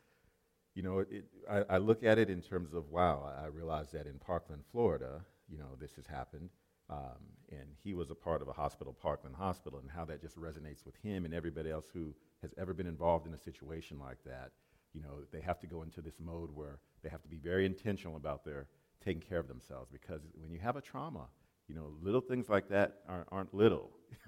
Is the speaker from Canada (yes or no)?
no; Japan; moved away; I used to live in Japan. I grew up in Japan, a small island off of the coast of Japan.